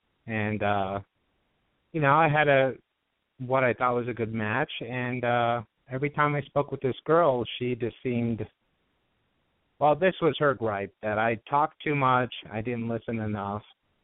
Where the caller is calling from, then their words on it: Studio City, California, United States; from Studio City. I'm 41.